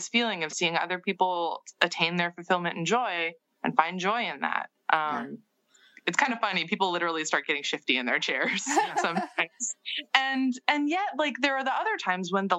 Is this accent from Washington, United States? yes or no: yes; Seattle, Washington, United States; I grew up in Seattle in the 90s in counterculture Seattle.